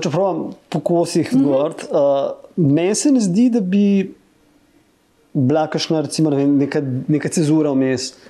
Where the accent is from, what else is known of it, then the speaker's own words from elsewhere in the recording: Ljubljana, Slovenia; sem rojen v Ljubljani